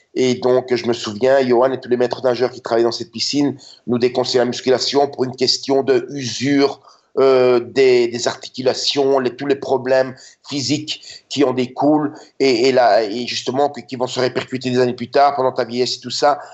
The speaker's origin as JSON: {"language": "French", "town": "Brussels", "region": "Brussels-Capital Region", "country": "Belgium", "tie": "born or raised there", "moved": "yes", "lives_now": "Budapest, Hungary", "said": "Je suis né en 66 en Belgique et j'ai grandi là-bas."}